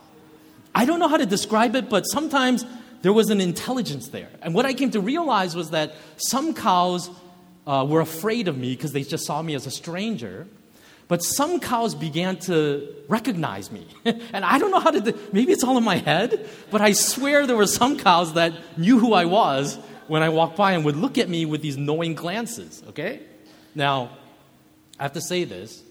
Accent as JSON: {"language": "English", "country": "United States", "tie": "born or raised there", "also_born_or_lived": "Kenya", "said": "growing up in America"}